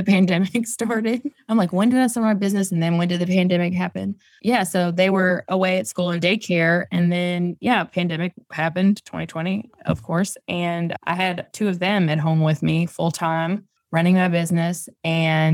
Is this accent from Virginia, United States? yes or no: yes; Virginia, United States; moved away as an adult; also born or lived in Outer Banks; I grew up in Virginia and I went to school like an hour away from where I grew up